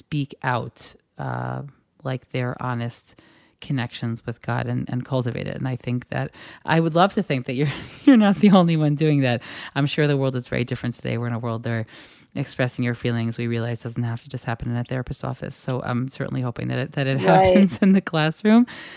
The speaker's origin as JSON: {"language": "English", "country": "United States", "tie": "born or raised there", "moved": "yes", "lives_now": "Israel", "said": "when I received education growing up in the States"}